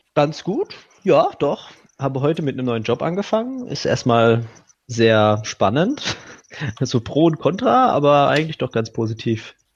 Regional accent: Karlsruhe, Baden-Württemberg, Germany; ich komme aus der Gegend Karlsruhe

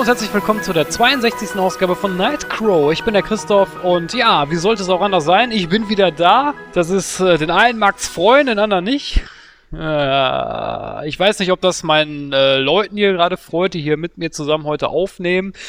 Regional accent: Duisburg, North Rhine-Westphalia, Germany; in meiner Heimatstadt Duisburg

